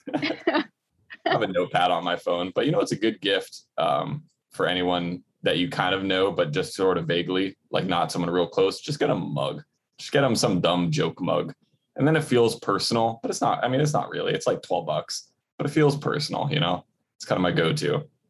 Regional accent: North Shore, Hawaii, United States; growing up on the North Shore, our closest mall was Pearl Ridge, and that was 35 minutes away

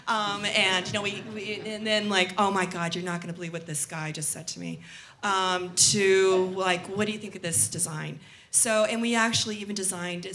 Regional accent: Scottsdale, Arizona, United States; moved away as an adult; also born or lived in East Coast; I grew up near Taliesin West in Arizona

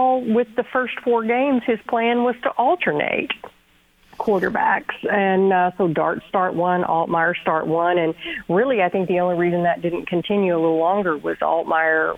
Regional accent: Texas, United States; I grew up in Texas and was an Aggie for most of my life.

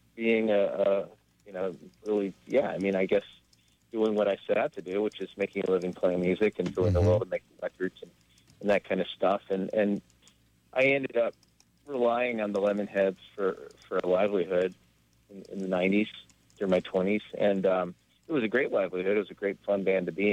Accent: Southern Indiana, United States; moved away; I grew up in Southern Indiana

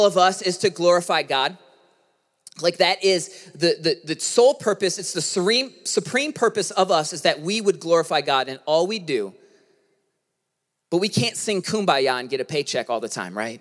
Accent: United States; growing up in America

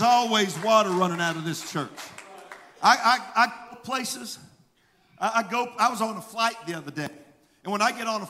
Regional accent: Mississippi, United States; I'm from Mississippi

